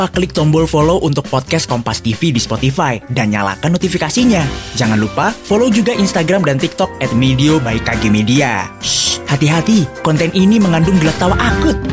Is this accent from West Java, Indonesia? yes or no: no; East Nusa Tenggara, Indonesia; Kami orang NTT pakai barang seperti itu dari abad ke-7.